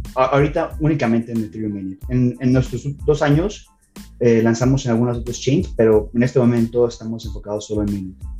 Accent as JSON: {"language": "Spanish", "country": "Mexico", "tie": "born or raised there", "also_born_or_lived": "Canada", "moved": "as an adult", "said": "soy nacido y crecido en México"}